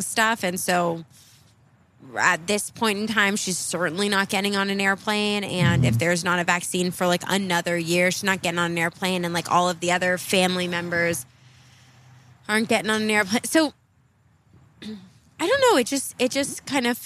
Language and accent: English; California, United States; I'm from California